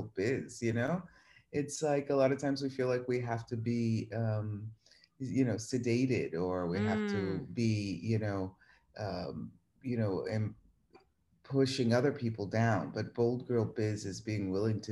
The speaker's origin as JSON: {"language": "English", "town": "Boston", "region": "Massachusetts", "country": "United States", "tie": "born or raised there", "also_born_or_lived": "New York, United States", "moved": "as an adult", "lives_now": "Rome, Italy", "said": "born and raised in Boston"}